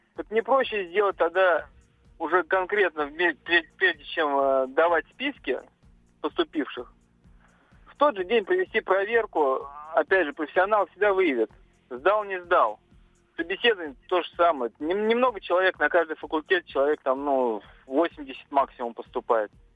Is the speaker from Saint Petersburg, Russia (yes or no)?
no; Moscow, Russia; я из Москвы